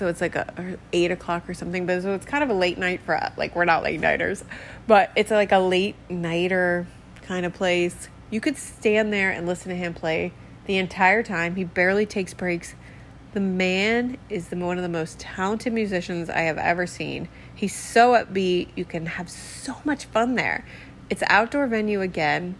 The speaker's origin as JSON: {"language": "English", "region": "Maryland", "country": "United States", "moved": "yes", "lives_now": "Key West, United States", "said": "we're from Maryland"}